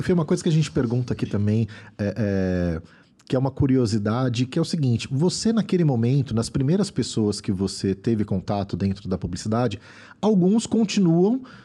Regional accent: São Paulo, Brazil; vim da Zona Leste

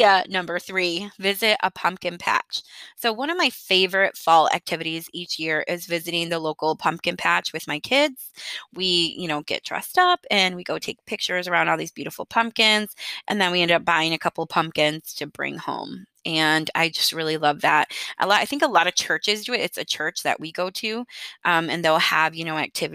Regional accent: Michigan, United States; moved away as an adult; now in Texas, United States; I was raised in Michigan and lived there until my early 20s

